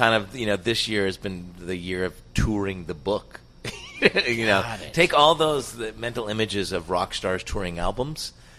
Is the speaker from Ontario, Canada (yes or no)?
yes; Oshawa, Ontario, Canada; also born or lived in Montreal; I'm originally from Montreal. However, I grew up in Oshawa.